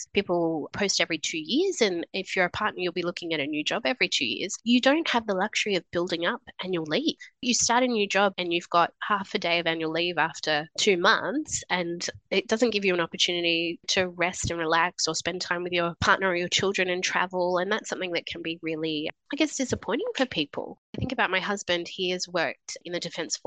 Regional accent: New South Wales, Australia; moved away as an adult; also born or lived in Sydney / Brisbane; I grew up in New South Wales, lived in Sydney after I finished university

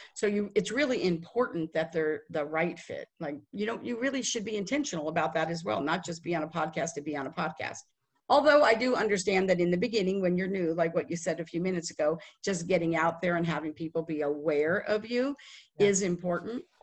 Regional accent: Las Vegas, Nevada, United States; moved away as an adult; now in Dallas, United States; I am from Las Vegas. We moved to Dallas in 2008

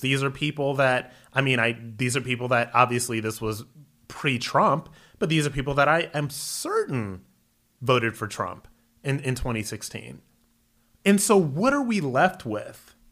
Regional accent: Akron, Ohio, United States; moved away as an adult; also born or lived in New York City; Was born and raised in Akron, Ohio, went into the military

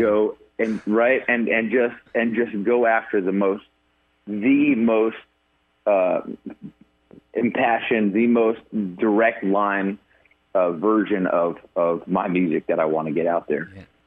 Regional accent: New York, United States; now in Nashville, United States; I'm a New Yorker

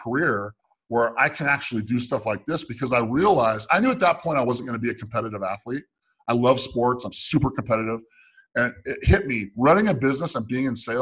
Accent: Meridian, Idaho, United States; also born or lived in Santa Clara, California; I lived in Meridian, Idaho, suburb of Boise, Idaho, okay? And that's where Hewlett Packard built all of their laser printers at the time. And so that's why we moved there from Santa Clara

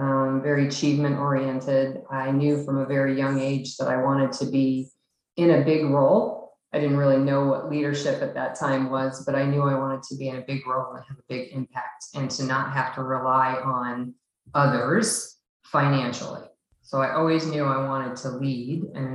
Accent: Chicago, Illinois, United States; So I was born in the Midwest in Illinois near Chicago. I was born to teenage parents. That didn't stay married very long. And I had quite a difficult childhood with a lot of moves across the Illinois, Chicagoland area

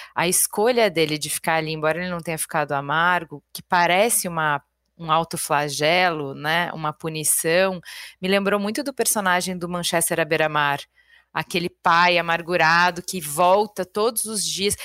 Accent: Porto Alegre, Rio Grande do Sul, Brazil; moved away; saí de Porto Alegre

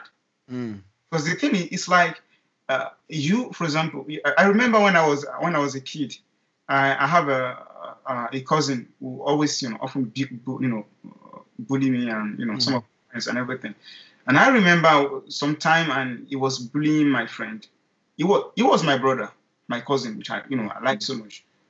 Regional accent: Nigeria; I'm a Nigerian, I'm a black guy

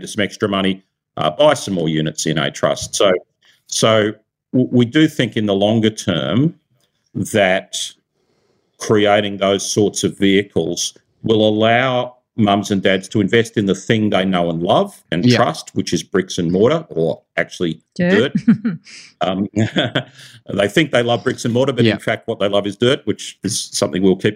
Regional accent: Central Coast of New South Wales, Australia; moved away; also born or lived in Silicon Valley; I grew up on the Central Coast of New South Wales.

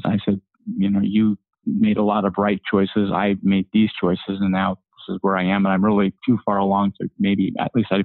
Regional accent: Ogden, Utah, United States; I was born in 1949 in Ogden, Utah.

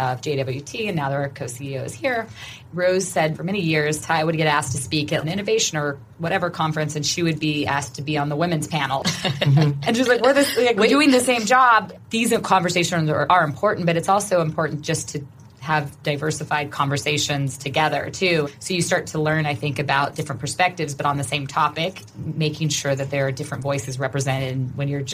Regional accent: Oklahoma, United States; I'm from Oklahoma.

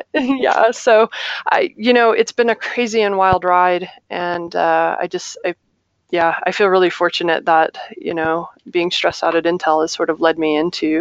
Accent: Ohio, United States; born there; also born or lived in Little Rock / Chicago; now in Chandler, United States; That's not where I'm from. I was born in Ohio. I moved to Little Rock, Arkansas. I moved to Chicago, Illinois.

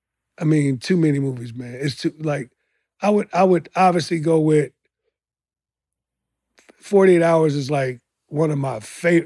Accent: Chicago, Illinois, United States; because I grew up in Chicago, so we seen every game.

